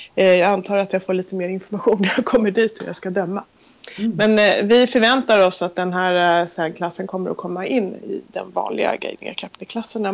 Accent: Sweden; vi var två stycken från Sverige

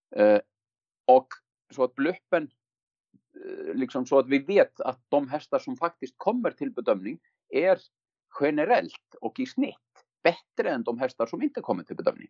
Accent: Iceland; now in Sweden; jag är en islänning, har varit i Sverige länge

